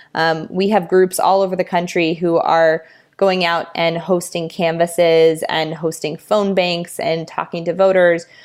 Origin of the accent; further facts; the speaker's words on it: Los Angeles, California, United States; my hometown in Los Angeles, California